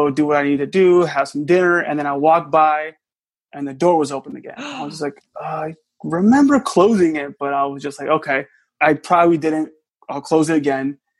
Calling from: South Florida, United States; I'm calling from South Florida.

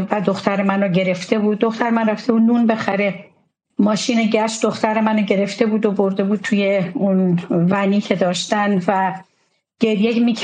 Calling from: Germany; از آلمان هستم

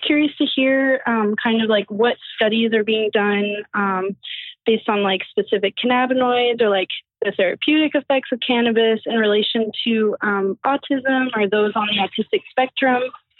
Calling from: Hopland, California, United States; I'm calling from Emerald Farms Dispensary in Hopland, California.

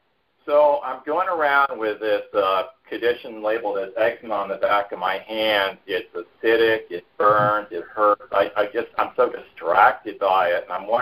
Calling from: Portland, Oregon, United States; from Portland here.

